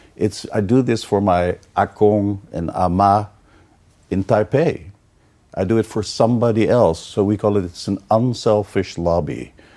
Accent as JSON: {"language": "English", "town": "Amsterdam", "region": "North Holland", "country": "Netherlands", "moved": "yes", "said": "I'm from Holland, Amsterdam"}